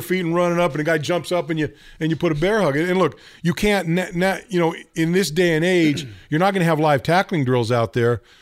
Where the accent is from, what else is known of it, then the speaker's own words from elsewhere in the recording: Northern California, United States; moved away as an adult; I grew up in Northern California.